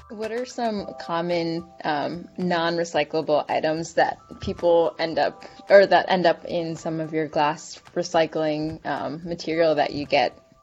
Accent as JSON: {"language": "English", "region": "New Jersey", "country": "United States", "tie": "born or raised there", "moved": "yes", "lives_now": "Georgia, United States", "said": "I grew up in Jersey where we have where we can recycle from our house glass"}